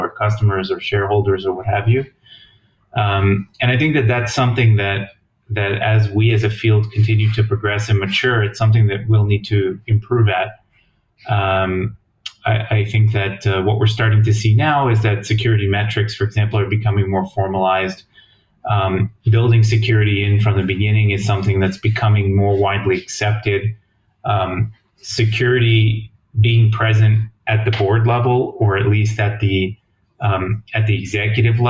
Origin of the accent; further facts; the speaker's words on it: New Jersey, United States; moved away as an adult; also born or lived in Ithaca, New York / Washington, D.C. area; now in Jerusalem, Israel; I grew up in New Jersey, in the U.S., and just a regular upbringing in New Jersey